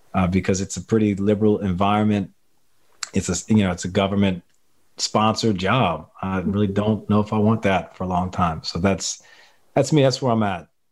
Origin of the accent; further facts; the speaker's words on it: Louisiana, United States; I'm from Louisiana. I live in the greater New Orleans area